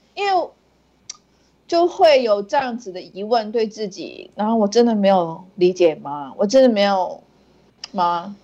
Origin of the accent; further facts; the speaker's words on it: Singapore; moved away as an adult; now in Hong Kong; 我住在香港十年，但是我是新加坡人